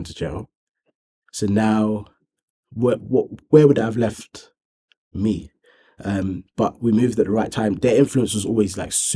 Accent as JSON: {"language": "English", "town": "Thornton Heath", "region": "London", "country": "United Kingdom", "tie": "born or raised there", "said": "growing up in Thornton Heath"}